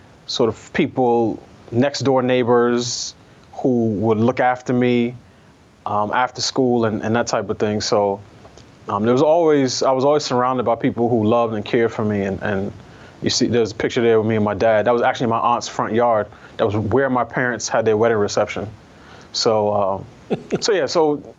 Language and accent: English; New York, United States; also born or lived in Barbados / Queens; my parents came back to the States, and I was raised entirely in New York